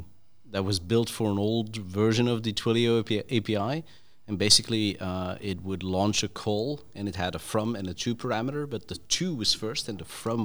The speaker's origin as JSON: {"language": "English", "country": "Belgium", "said": "I'm from Belgium."}